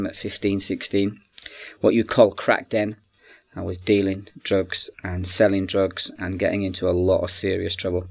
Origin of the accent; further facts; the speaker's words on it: England, United Kingdom; accent: English; also born or lived in Republic of Ireland; now in Scotland; The accent's actually English